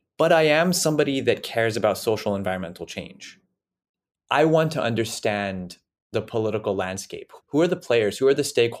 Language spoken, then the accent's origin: English; southern New Mexico, United States; I'm from New Mexico. You know, I was born and raised in a small town in southern New Mexico, population 70,000 to 80,000 people.